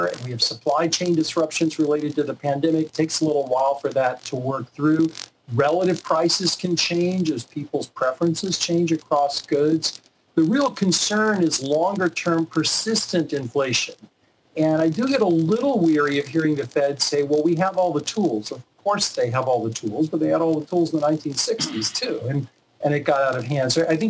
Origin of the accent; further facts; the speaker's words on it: the South, United States; You mentioned Florida. I'm from the South. There's an expression, fixing to do something.